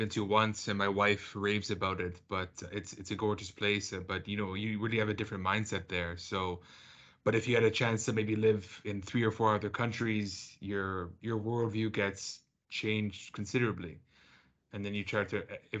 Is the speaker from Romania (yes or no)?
no; Canada; I'm Canadian, so growing up, you know, I think in North America